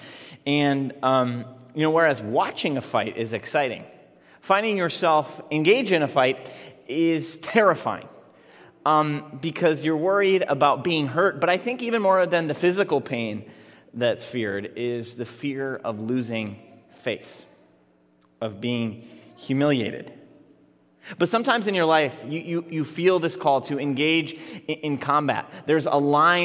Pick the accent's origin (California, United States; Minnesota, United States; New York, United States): Minnesota, United States; Minneapolis; I grew up in Minneapolis public schools in the 1990s